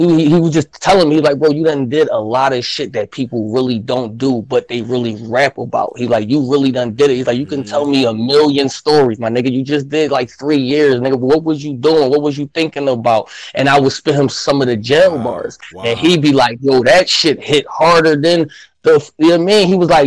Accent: Philadelphia, Pennsylvania, United States; I'm from Philly

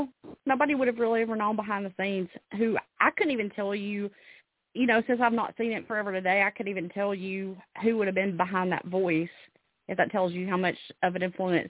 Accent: Alabama, United States; now in Tennessee, United States; I really feel lucky that I was born in Alabama and I live in Tennessee.

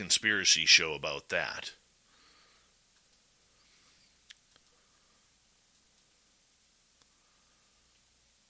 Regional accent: Canada; I am a Canadian host

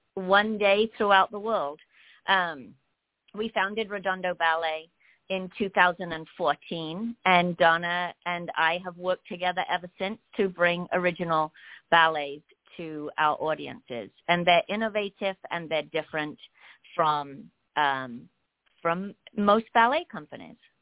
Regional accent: England, United Kingdom; moved away as an adult; also born or lived in London, England; now in Los Angeles, United States; I'm from England

